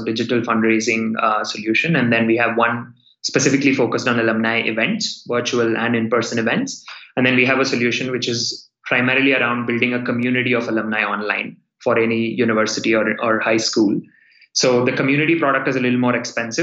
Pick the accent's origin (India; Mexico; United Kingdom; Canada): India; I'm from India. I went to school in India